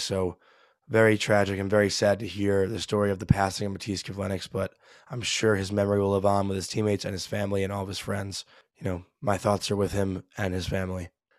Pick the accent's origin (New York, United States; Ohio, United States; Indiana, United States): New York, United States; We grew up in New York, Long Island, wherever you are, from this amazing state of New York